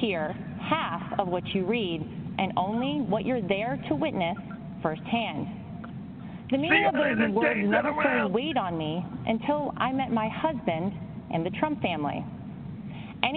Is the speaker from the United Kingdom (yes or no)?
no; Wrightsville Beach, North Carolina, United States; moved away as an adult; also born or lived in New York City; I grew up in Wrightsville Beach, North Carolina